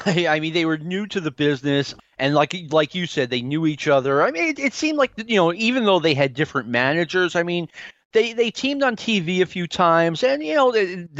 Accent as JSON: {"language": "English", "region": "New York", "country": "United States", "said": "The way it worked, and I'm from New York. I have relatives in New York"}